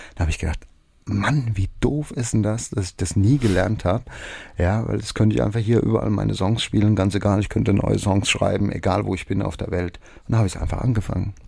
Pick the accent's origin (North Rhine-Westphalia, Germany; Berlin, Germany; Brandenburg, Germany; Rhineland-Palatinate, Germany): Rhineland-Palatinate, Germany; bei uns in der Pfalz